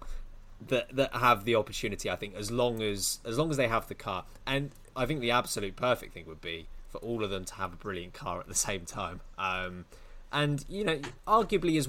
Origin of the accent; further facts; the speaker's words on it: United Kingdom; I'm British